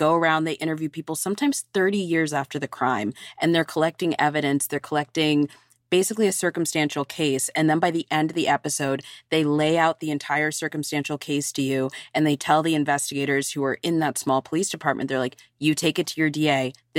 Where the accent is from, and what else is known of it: Virginia, United States; born or raised there